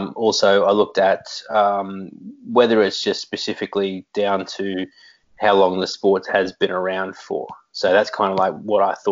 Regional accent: Australia; we are Australian

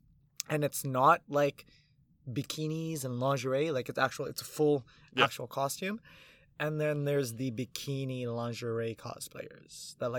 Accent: Philippines; I'm 5'7", I'm Filipino.

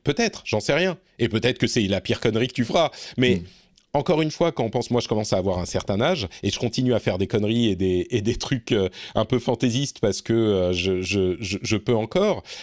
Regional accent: Lebanon; now in Finland; je suis né au Liban deux ans avant la guerre

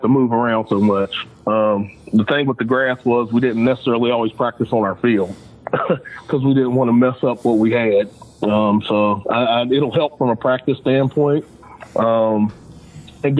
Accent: Charleston, West Virginia, United States; growing up on the West Side.

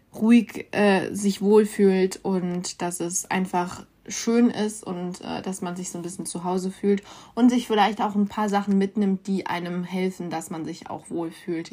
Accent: North Rhine-Westphalia, Germany; ich komme ja aus Nordrhein-Westfalen

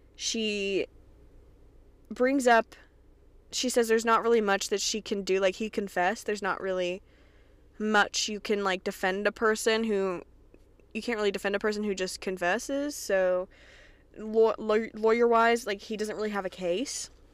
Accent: Kentucky, United States; I'm from Kentucky. I'm from Kentucky, where they tell us fourth cousins is okay.

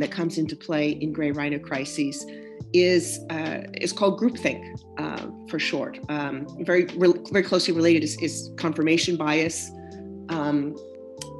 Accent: United States; also born or lived in Midwest / Texas; I grew up in the Midwest in Texas

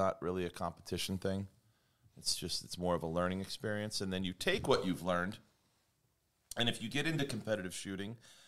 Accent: United States; as an American

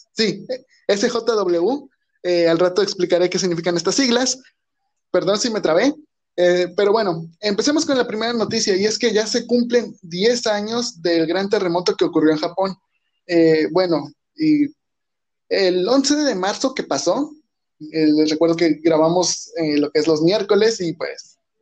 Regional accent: Mexico; como mexicano, yo creo que entiendo, tal vez no vivo en el centro de México, vivo donde ni siquiera llegan los temblores

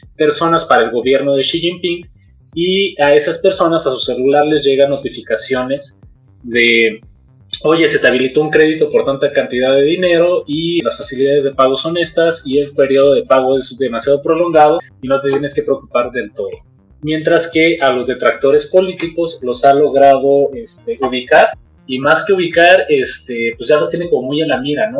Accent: Mexico; Como mexicanos

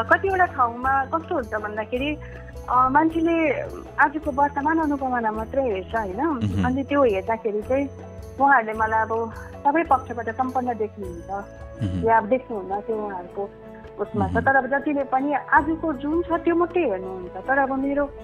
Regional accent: Mirik, West Bengal, India; also born or lived in Kurseong; म त एउटा कमानमा हुर्केको छोरी

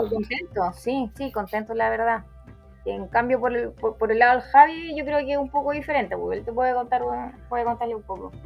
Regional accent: Chile; como chilena

